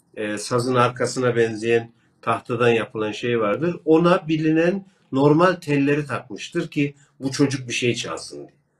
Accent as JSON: {"language": "Turkish", "region": "Kırşehir Province", "country": "Turkey", "said": "Ben Kırşehirliyim"}